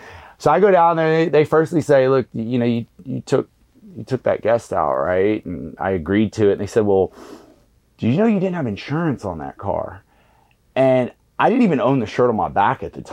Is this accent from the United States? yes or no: yes; Galveston, Texas, United States; being from Galveston, I was actually from the West End